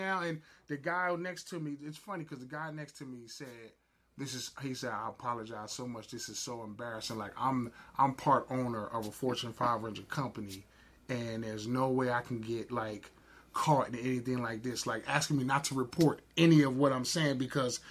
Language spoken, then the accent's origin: English; New Jersey, United States; But I'm from Jersey